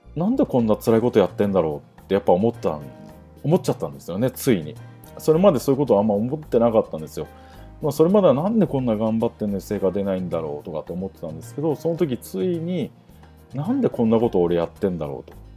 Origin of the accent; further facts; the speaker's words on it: Atami, Shizuoka, Japan; 熱海市生まれなんですが、静岡県の熱海ですね。あの、昔、新婚旅行で人気だった。まあ、最近また人気が復活してきた熱海市出身なんですが